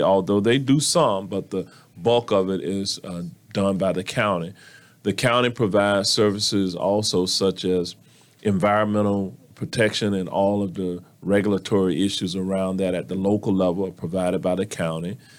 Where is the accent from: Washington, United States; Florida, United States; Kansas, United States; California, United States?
Florida, United States; Orlando; I was born and raised right here in Orlando.